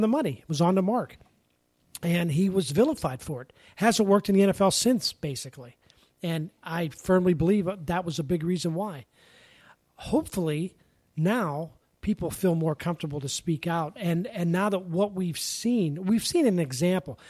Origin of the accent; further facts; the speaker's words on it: Pennsylvania, United States; moved away; growing up in Pennsylvania